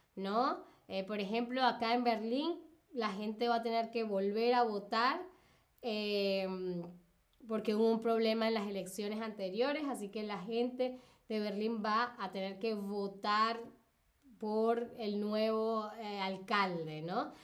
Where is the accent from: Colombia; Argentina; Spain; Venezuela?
Venezuela; yo soy de Venezuela, Latinoamérica